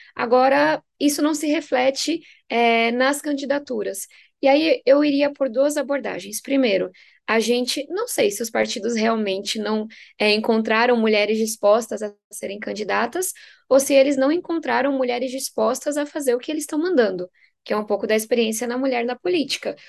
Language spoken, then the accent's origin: Portuguese; São Paulo, Brazil; venho da periferia de São Paulo, sou filha de nordestinos